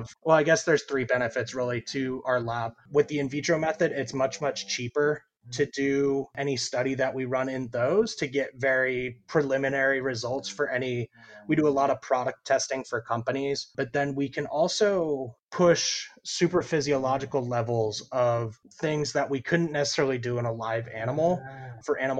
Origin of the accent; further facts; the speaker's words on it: Indiana, United States; moved away as an adult; also born or lived in Idaho; now in Florida, United States; I'm originally from Indiana